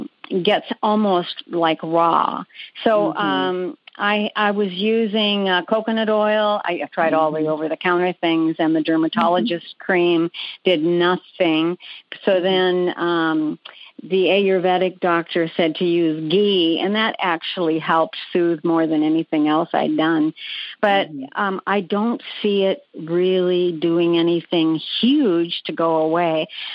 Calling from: Peoria, Arizona, United States; Phoenix. I'm in Peoria, Arizona.

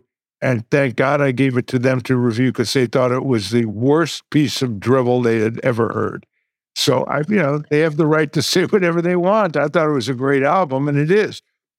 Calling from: Calabasas, California, United States; I'm coming in from Calabasas, California.

